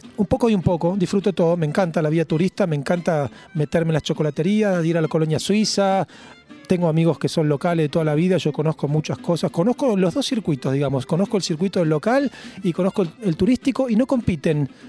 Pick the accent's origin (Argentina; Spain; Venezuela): Argentina; Vicente López, Buenos Aires Province; also born or lived in Olivos / Belgrano; now in Tigre, Argentina; Yo nací en Vicente López, en Florida, nací. Ahí viví los primeros 16, 17 años